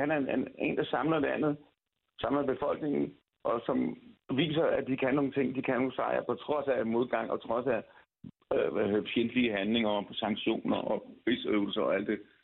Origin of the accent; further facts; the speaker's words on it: Denmark; jeg bor i Danmark, jeg er dansker